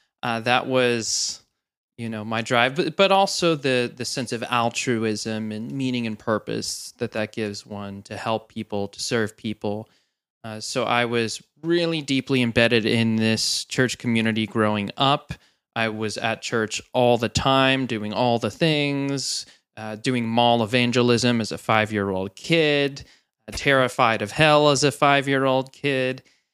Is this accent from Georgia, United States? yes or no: no; New Jersey, United States; So I was born into the church, and they started the church right around when I was born in New Jersey.